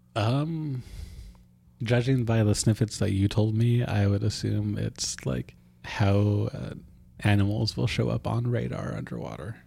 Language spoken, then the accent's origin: English; Ketchikan, Alaska, United States; Ketchikan, my hometown